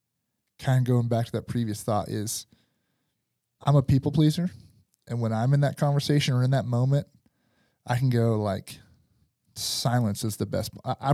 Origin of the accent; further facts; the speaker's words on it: Van Buren, Arkansas, United States; And then it is where I grew up in Van Buren, Arkansas, right?